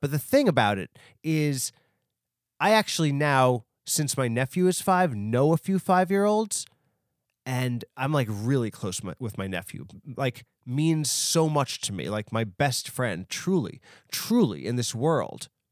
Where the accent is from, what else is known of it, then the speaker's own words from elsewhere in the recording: New York, United States; New York is my hometown. I'm from New York